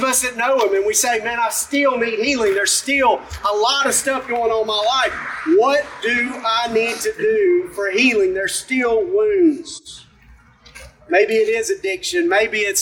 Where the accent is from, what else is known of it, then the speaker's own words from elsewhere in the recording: Alabama, United States; I'm from McCall, Alabama